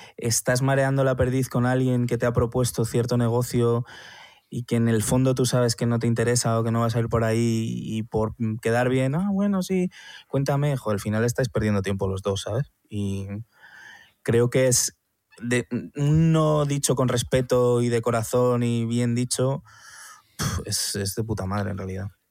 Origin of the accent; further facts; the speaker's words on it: Madrid, Community of Madrid, Spain; Soy madrileño